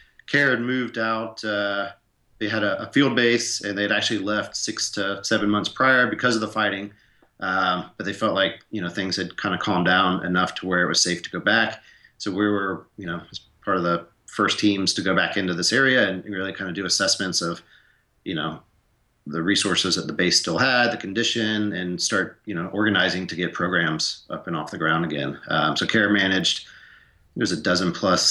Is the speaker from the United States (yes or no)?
yes; Atlanta, Georgia, United States; also born or lived in Montana / South Sudan; I grew up in Atlanta. I grew up in the city